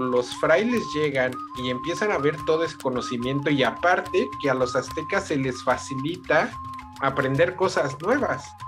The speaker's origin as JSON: {"language": "Spanish", "country": "Mexico", "said": "nosotros como mexicanos"}